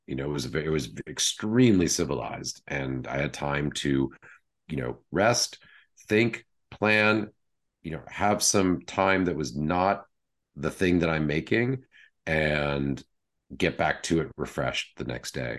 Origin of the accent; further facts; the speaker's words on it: Wellesley, Massachusetts, United States; moved away as an adult; also born or lived in London; I was raised just outside Boston in Wellesley, Massachusetts